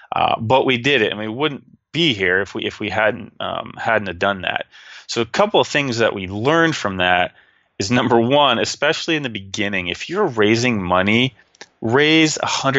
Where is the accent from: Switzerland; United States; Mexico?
United States; Texas; I'm like, well, yeah, I'm from Texas, you know.